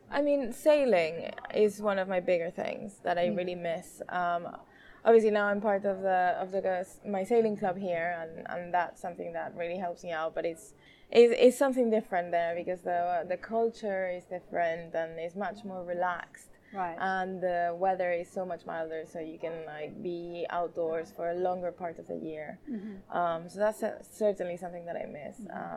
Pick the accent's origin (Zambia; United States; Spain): Spain; Mallorca, Balearic Islands; moved away as an adult; now in London, United Kingdom